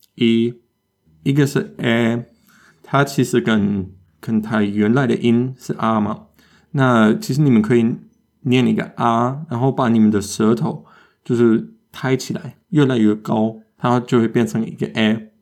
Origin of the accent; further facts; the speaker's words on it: Germany; 这我们德国人也有时候搞错